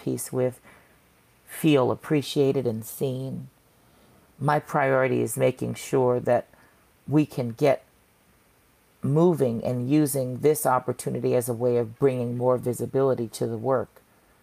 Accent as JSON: {"language": "English", "town": "Santa Monica", "region": "California", "country": "United States", "tie": "born or raised there", "also_born_or_lived": "Los Angeles, California / Chicago", "moved": "as an adult", "said": "I'm from Santa Monica, California. I was born there and, you know, was raised between Santa Monica and Koreatown in L.A."}